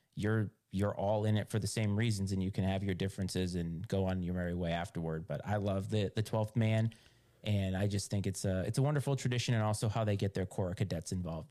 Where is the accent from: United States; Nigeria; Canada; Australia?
United States; Rhode Island; moved away as an adult; also born or lived in Virginia; I grew up in Rhode Island